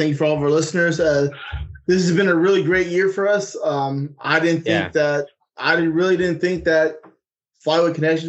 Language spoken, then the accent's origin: English; California, United States; They're a California company from my hometown.